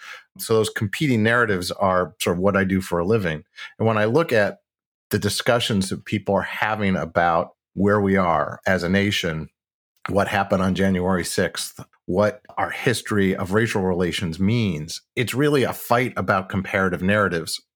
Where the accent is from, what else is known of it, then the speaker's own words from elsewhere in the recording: Midwest, United States; I'm from the Midwest